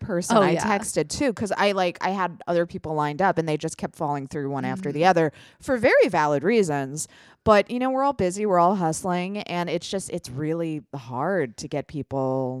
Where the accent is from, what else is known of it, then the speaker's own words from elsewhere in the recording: Ireland; I can say that because I'm Irish. You can't say that if you're not Irish because it's hateful.